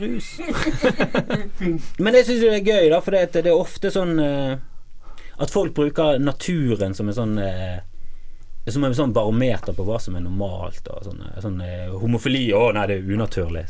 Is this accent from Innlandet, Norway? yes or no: no; Bergen, Vestland, Norway; also born or lived in Voss; nå kommer både meg og deg fra Fana.